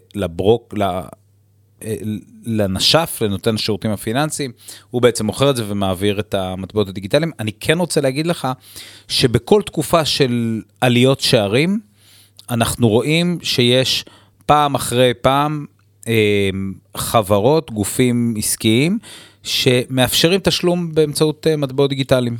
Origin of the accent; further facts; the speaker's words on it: Israel